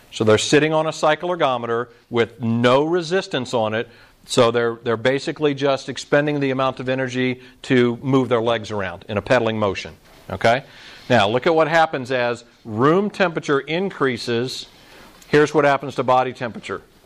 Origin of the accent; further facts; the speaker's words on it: Orlando, Florida, United States; I grew up in Orlando where it seems like it's in the 90 degrees and 90% humidity